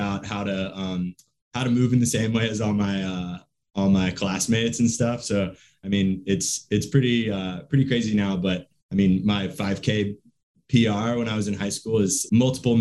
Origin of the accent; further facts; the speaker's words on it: South Carolina, United States; moved away as an adult; now in Oakland, United States; I live in Oakland, in the East Bay, but I'm originally from South Carolina. Grew up in South Carolina, went to college in South Carolina